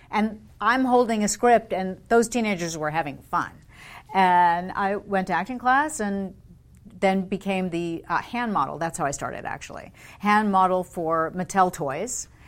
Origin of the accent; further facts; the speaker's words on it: London, United Kingdom; And then um, at BBC, when, why I grew up in London, he was head of specials for BBC Television.